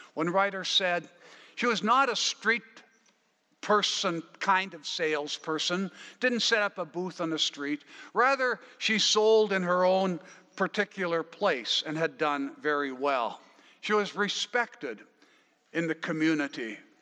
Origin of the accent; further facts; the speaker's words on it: Wetaskiwin, Alberta, Canada; also born or lived in Killam, Alberta; now in Abbotsford, Canada; I might say Wetaskiwin or I was born in Killam, I might say. Uh, but that's not where I live now. I live now in Abbotsford.